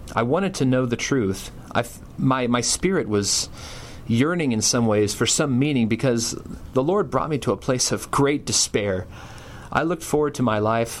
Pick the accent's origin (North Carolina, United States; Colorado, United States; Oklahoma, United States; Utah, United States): Oklahoma, United States; Tulsa; I was born in 1977 in Tulsa, Oklahoma.